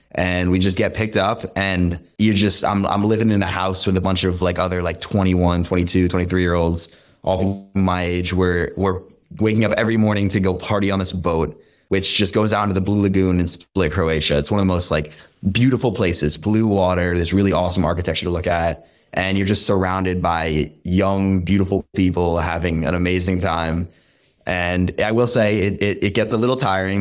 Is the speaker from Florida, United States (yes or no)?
no; the Berkshires, Western Massachusetts, United States; also born or lived in Boston; I'm from the Berkshires, which is, like, all you can do is just be outdoors